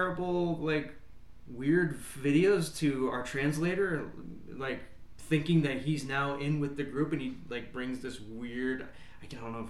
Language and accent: English; United States; I'm an American